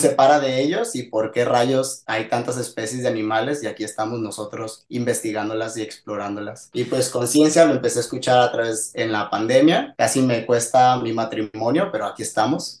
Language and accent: Spanish; Mazatlán, Sinaloa, Mexico; moved away as an adult; now in La Paz, Mexico; soy originario de la ciudad de Mazatlán, en México, y ahorita estoy, bueno, estoy en La Paz